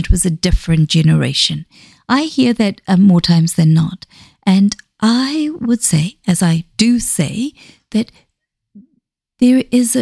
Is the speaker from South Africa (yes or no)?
yes; South Africa; first language Xhosa; English is a second language; also born or lived in Zambia; now in Dunedin, New Zealand; I grew up in South Africa.